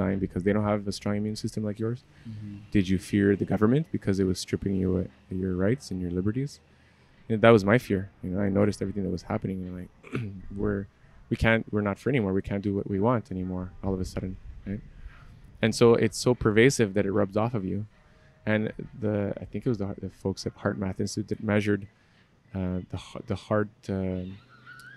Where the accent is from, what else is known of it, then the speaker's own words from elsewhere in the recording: Montreal, Quebec, Canada; I'm from Montreal